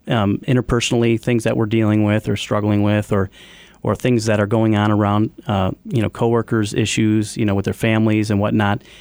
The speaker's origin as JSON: {"language": "English", "town": "Evergreen Park", "region": "Illinois", "country": "United States", "tie": "born or raised there", "said": "I grew up in Evergreen Park where the business was founded"}